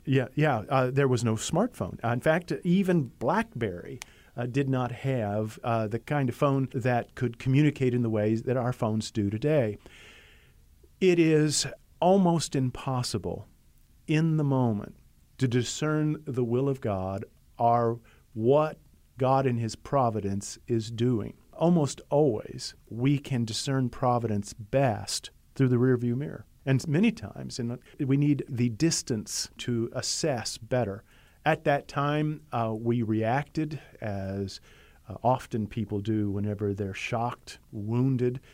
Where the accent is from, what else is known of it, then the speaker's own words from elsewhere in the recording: United States; I'm an American. I am a proud American, glad to be an American